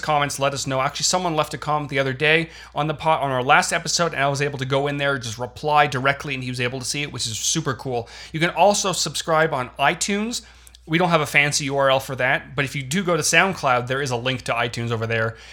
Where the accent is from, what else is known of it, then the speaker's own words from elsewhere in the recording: Canada; moved away as an adult; now in United States; I was born and raised in Canada for 22 years